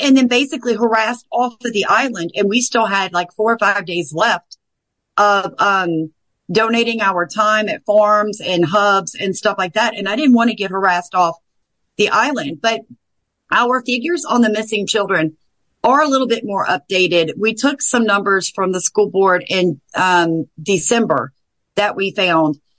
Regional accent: the South, United States; I'm from the South.

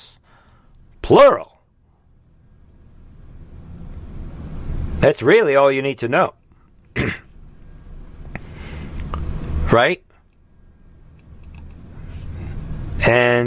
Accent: New York, United States; I grew up in New York

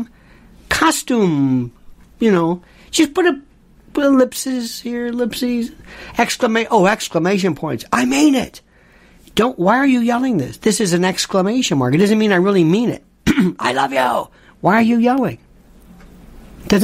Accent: United States; I'm American.

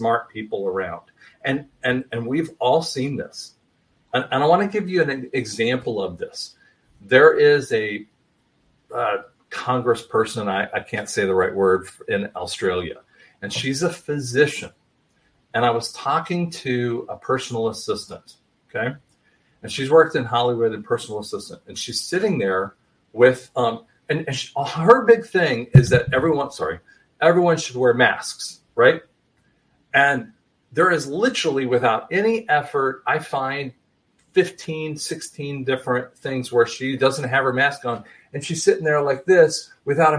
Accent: England, United Kingdom; I'm an English guy

